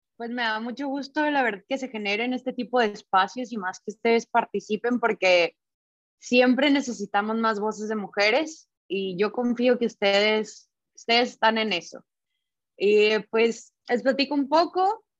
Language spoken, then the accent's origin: Spanish; northern Mexico, Mexico; moved away as an adult; now in Guadalajara, Mexico; yo soy del norte de México